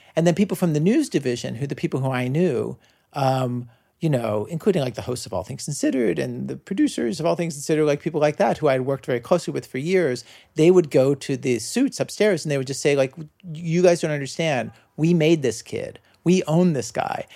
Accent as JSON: {"language": "English", "area": "Baltimore suburbs", "region": "Maryland", "country": "United States", "tie": "born or raised there", "moved": "yes", "said": "when I was a kid growing up in the Baltimore suburbs"}